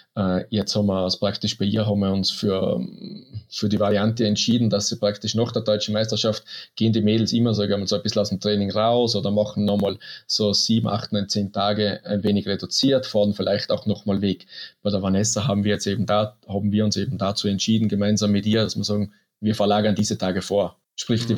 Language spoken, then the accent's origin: German; Neustift im Stubaital, Tyrol, Austria; in Neustift im Stubertal, äh, man, wir haben, ja, ich bin mitten im Skigebiet aufgewachsen